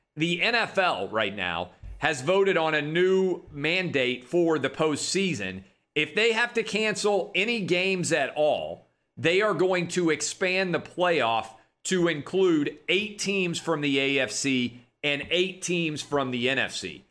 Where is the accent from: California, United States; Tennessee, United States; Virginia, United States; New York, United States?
Tennessee, United States; Nashville; in my hometown of Nashville, Tennessee